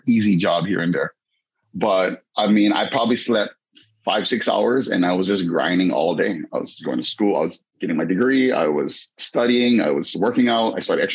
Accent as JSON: {"language": "English", "town": "Waianae", "region": "Hawaii", "country": "United States", "tie": "born or raised there", "said": "I grew up in Waianae, never read a single book."}